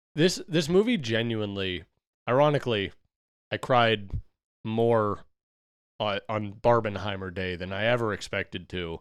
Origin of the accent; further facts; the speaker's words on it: United States; we as Americans